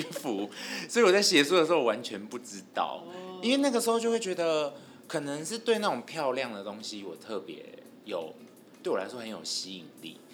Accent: Douliu, Yunlin County, Taiwan; now in Taipei, Taiwan; 我的老家斗六

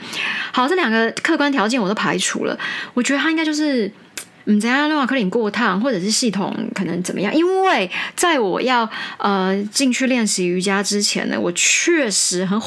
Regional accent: United States; 其实主要是因为我们都是美国人在在校对这些东西，主笔者当然是我，所以会比较是一个美国人的思路

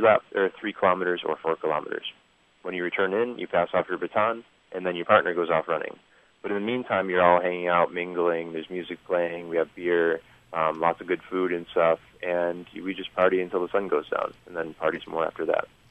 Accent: United States; now in Taiwan; I'm Polish, um, but I'm from America, and I'm here living in Taiwan

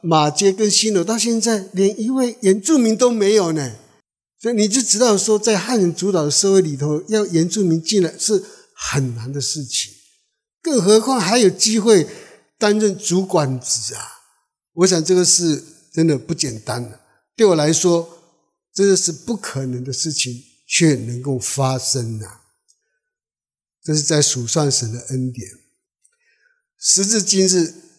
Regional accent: Alishan, Chiayi County, Taiwan; Chinese is a second language; moved away; 我真的是中央山脉长大的孩子，是周主

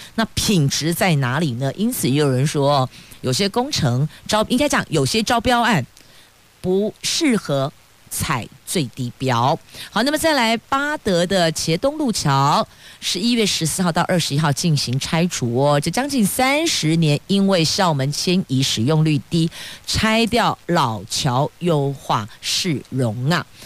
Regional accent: Taiwan; 我们台湾人真是赌性坚强

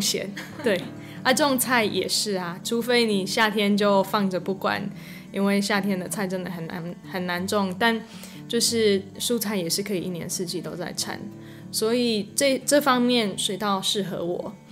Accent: Florida, United States; Chinese is a second language; moved away as an adult; now in Yilan, Taiwan; 我来自佛罗里达州，然后我来台湾四年，搬来宜兰，呃，快三年了

